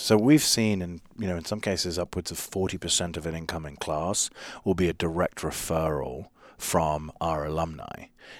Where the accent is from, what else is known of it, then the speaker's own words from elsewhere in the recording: London, United Kingdom; now in United States; I mean, I grew up in London. It's, you know, you can live in a city of, you know, you're one person in a city of 10 million strangers in London